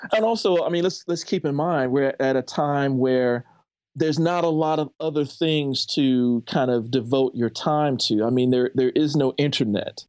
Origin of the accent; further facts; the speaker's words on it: St. Louis, Missouri, United States; also born or lived in Ferguson, Missouri / University City, Missouri; I grew up in a suburb of Saint Louis